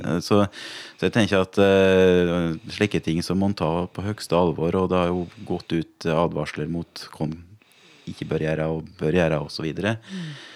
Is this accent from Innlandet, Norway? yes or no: yes; Gudbrandsdalen, Innlandet, Norway; jeg er fra Gudbrandsdalen